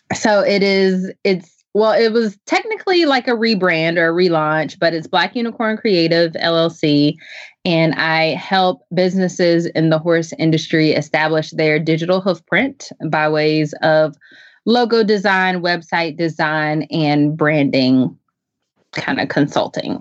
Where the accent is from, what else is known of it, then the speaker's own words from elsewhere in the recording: Chapel Hill, North Carolina, United States; now in Zebulon, United States; I am a from Chapel Hill, North Carolina. I currently live in Zebulon.